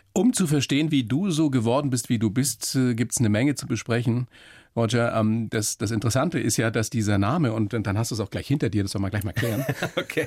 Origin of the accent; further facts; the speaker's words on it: Upper Palatinate, Bavaria, Germany; ich bin in der Oberpfalz groß geworden.